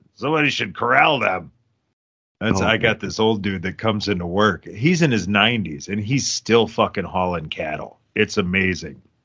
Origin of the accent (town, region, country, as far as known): Lancaster, United States; born or raised there; moved away